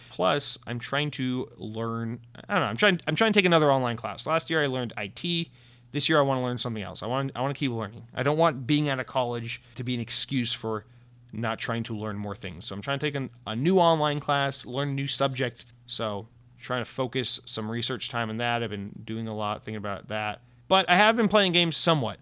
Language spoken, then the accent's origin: English; United States; I'm American